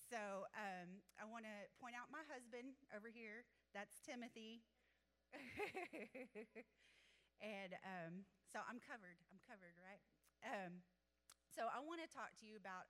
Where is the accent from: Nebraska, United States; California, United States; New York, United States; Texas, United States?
Texas, United States; Athens; I grew up in Athens, actually, and um, so this is my hometown